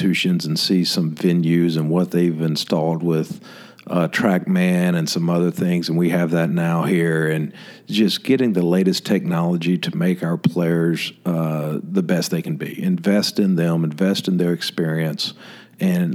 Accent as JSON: {"language": "English", "town": "Memphis", "region": "Tennessee", "country": "United States", "tie": "born or raised there", "moved": "yes", "lives_now": "Tallahassee, United States", "said": "growing up in Memphis"}